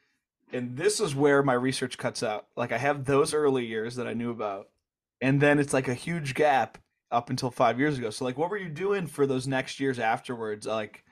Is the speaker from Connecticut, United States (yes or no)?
yes; Connecticut, United States; I'm from Connecticut, so it's just small mountains forever